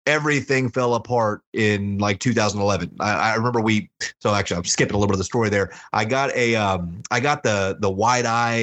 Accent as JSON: {"language": "English", "town": "Houston", "region": "Texas", "country": "United States", "tie": "born or raised there", "said": "I grew up in a real poor community in Houston"}